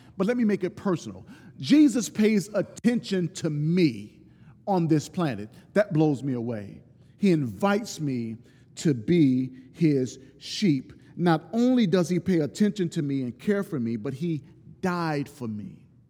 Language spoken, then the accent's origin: English; Deep South, United States; I'm from the Deep South, and I know people in the South